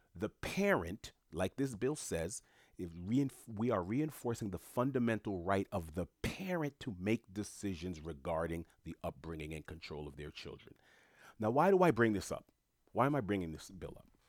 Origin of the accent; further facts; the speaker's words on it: New York City, New York, United States; moved away as an adult; also born or lived in South Florida; Born and raised in New York City, I lived in Florida for about a decade and some change